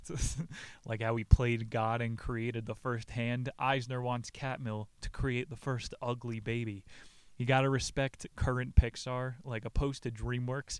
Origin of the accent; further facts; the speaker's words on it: New Jersey, United States; I'm from Jersey